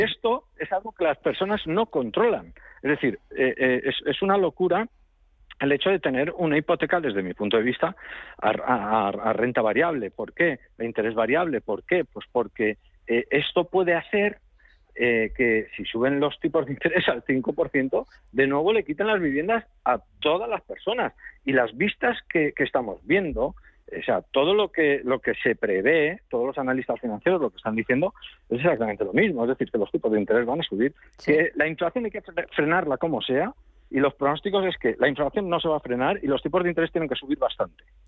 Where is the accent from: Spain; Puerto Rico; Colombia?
Spain; somos los españoles